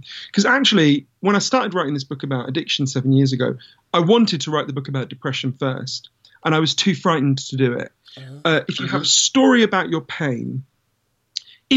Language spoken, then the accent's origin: English; London, United Kingdom; I grew up in London.